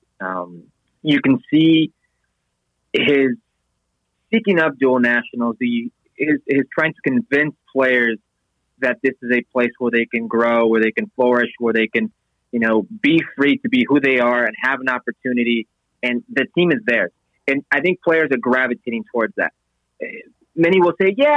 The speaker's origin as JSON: {"language": "English", "country": "United States", "tie": "born or raised there", "also_born_or_lived": "Southern Nevada / Southern California", "said": "I grew up in Southern California, Southern Nevada."}